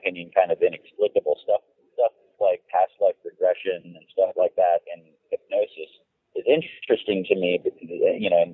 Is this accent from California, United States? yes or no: yes; San Francisco, California, United States; I was born in 65 in San Francisco and basically lived in a very strange place in a very strange time